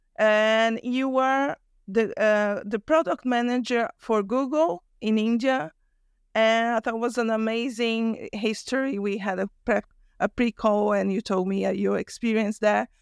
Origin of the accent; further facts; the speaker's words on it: Brazil; moved away; I'm from Brazil originally.